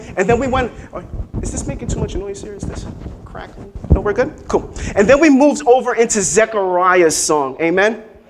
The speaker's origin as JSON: {"language": "English", "town": "New York City", "region": "New York", "country": "United States", "tie": "born or raised there", "said": "I'm from here in Brooklyn. Yo, I grew up right out here."}